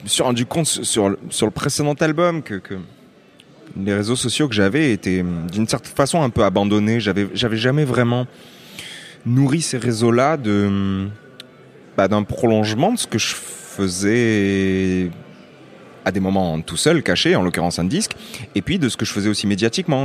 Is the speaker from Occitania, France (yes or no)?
yes; Lunel, Occitania, France; je viens euh, d'une petite ville qui s'appelle Lunel